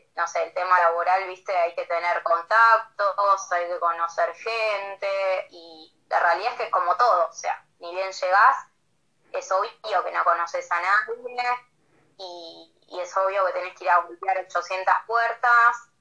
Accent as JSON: {"language": "Spanish", "region": "Buenos Aires Province", "country": "Argentina", "moved": "as an adult", "lives_now": "Bariloche, Argentina", "said": "soy bonaerense, a ver, no soy de acá"}